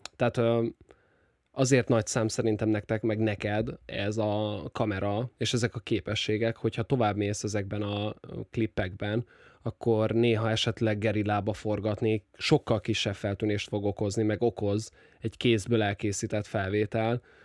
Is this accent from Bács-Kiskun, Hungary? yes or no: no; Nyíregyháza, Szabolcs-Szatmár-Bereg, Hungary; Nyíregyházi vagyok, ugye ez nagyjából 100 ezres